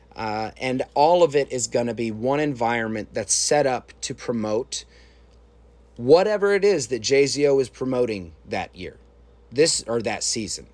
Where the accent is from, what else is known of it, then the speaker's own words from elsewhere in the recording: Chicago, Illinois, United States; I was a kid from Chicago at the time